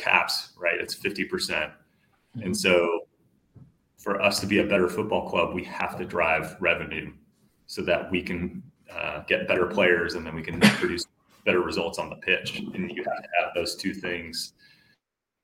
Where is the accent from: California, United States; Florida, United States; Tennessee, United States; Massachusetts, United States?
California, United States; San Francisco Bay Area; moved away as an adult; also born or lived in Dallas, Texas; now in Atlanta, United States; I grew up in California. I was born in the Bay Area, like San Francisco Bay Area.